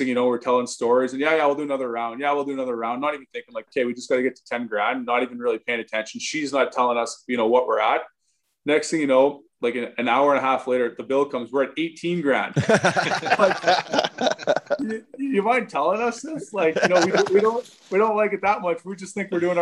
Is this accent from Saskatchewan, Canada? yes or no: yes; Saskatoon, Saskatchewan, Canada; growing up playing minor hockey in Saskatoon